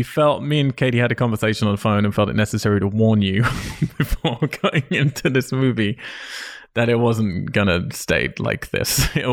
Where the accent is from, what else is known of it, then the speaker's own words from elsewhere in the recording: United Kingdom; I'm British. Everything I say is sarcastic.